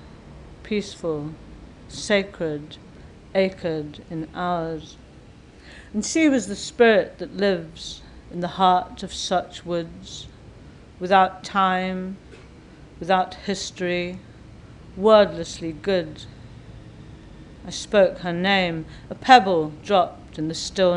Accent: England, United Kingdom; my mother, who was from an Irish family, grew up in Scotland, and then I grew up in England

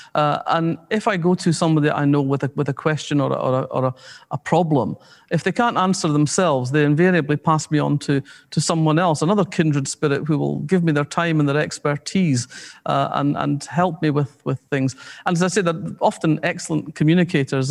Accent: Scotland, United Kingdom; We're Scottish working class people of their generation

